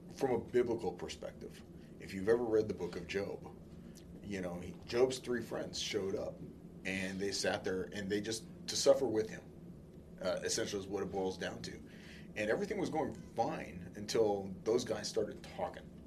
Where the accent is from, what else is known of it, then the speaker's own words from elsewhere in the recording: California, United States; I grew up in California